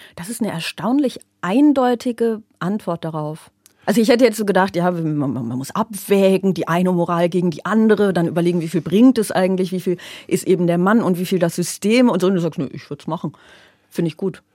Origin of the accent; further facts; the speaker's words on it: Aachen, North Rhine-Westphalia, Germany; now in Berlin, Germany; ich komme ja aus Aachen. Ich komme ja hier aus der Gegend zumindest